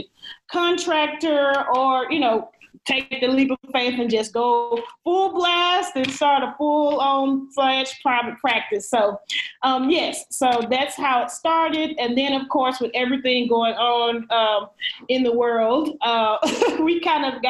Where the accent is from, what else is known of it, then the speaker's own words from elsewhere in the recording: Dallas, Texas, United States; also born or lived in Tallahassee, Florida; now I'm back in my hometown of Dallas, Texas